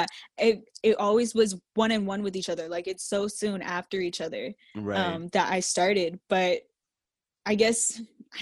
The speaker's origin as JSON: {"language": "English", "town": "Jacksonville", "region": "Florida", "country": "United States", "tie": "born or raised there", "also_born_or_lived": "Massachusetts", "said": "We moved here whenever I was a kid, into Jacksonville."}